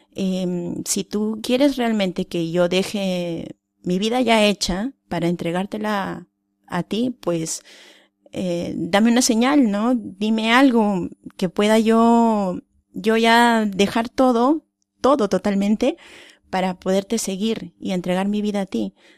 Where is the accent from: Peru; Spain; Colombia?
Peru; moved away; yo soy de Perú